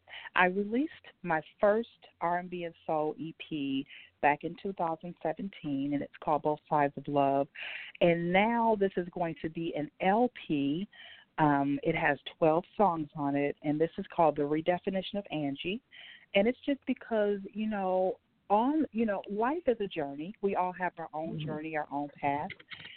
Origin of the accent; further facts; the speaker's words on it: Milwaukee, Wisconsin, United States; now in Nashville, United States; I'm actually a native of Milwaukee, Wisconsin. I've lived in Nashville for almost 10 years now, but I was born and raised in Milwaukee, Wisconsin.